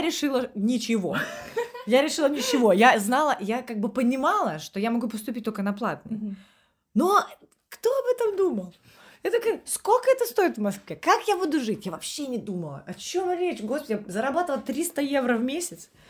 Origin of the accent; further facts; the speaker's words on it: Estonia; moved away as an adult; also born or lived in London; now in Saint Petersburg, Russia; я из Эстонии, у меня европейский паспорт